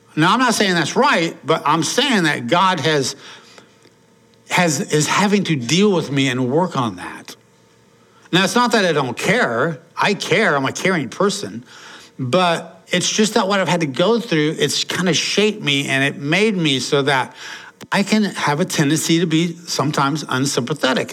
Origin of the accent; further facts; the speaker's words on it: Portland, United States; when I was growing up in Portland, uh, mom, dad, and I had an older brother